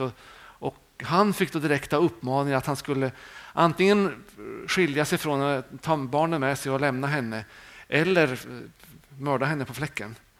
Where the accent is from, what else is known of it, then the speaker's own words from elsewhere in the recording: Sweden; vi är många svenskar